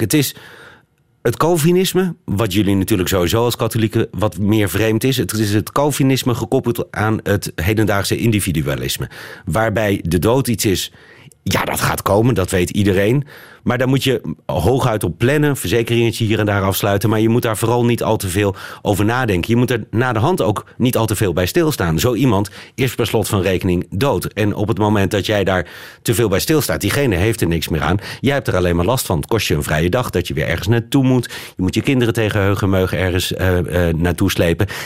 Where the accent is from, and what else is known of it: Netherlands